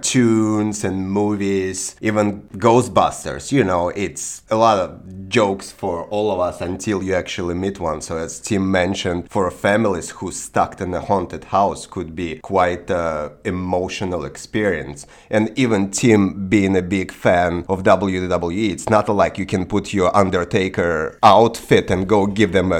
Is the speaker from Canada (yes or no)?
no; Belarus; now in United States; I'm from Belarus, so basically we are pretty religious in my country